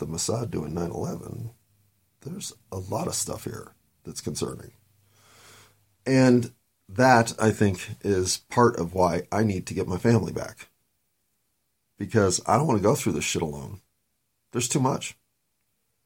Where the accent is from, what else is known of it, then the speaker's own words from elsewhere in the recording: United States; being an American